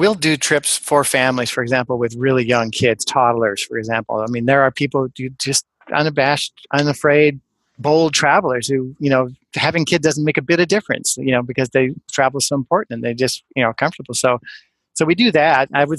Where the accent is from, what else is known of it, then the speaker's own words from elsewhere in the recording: West Coast, United States; also born or lived in Ann Arbor, Michigan; I'm from the West Coast. I had 7 good years in the Midwest, and I loved it, and Ann Arbor's pretty, unique, but then I moved back out west